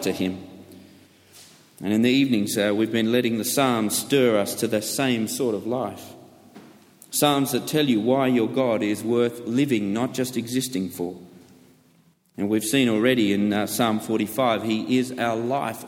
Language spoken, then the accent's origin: English; United Kingdom; I'm British.